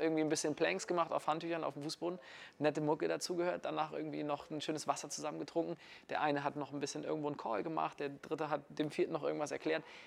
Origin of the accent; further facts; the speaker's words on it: Kiel, Schleswig-Holstein, Germany; wir sind hier gerade in München, ich komme aus Kiel